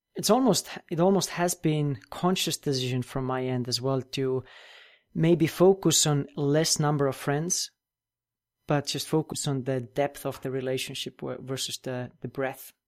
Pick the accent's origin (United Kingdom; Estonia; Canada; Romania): Estonia; also born or lived in United States; I'm originally from Europe, and that's where I live now as well, in Estonia, tiny country, northeastern corner of Europe